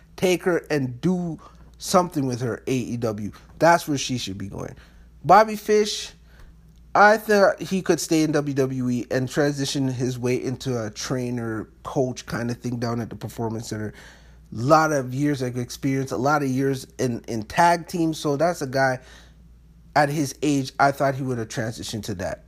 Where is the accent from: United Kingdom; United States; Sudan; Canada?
Canada; being a Canadian